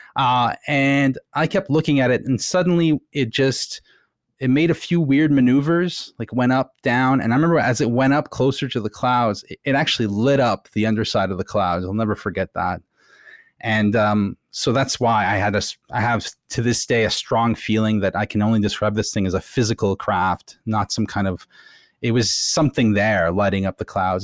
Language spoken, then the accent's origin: English; Ottawa, Ontario, Canada; I was growing up in Ottawa, which is, uh, near Montreal, basically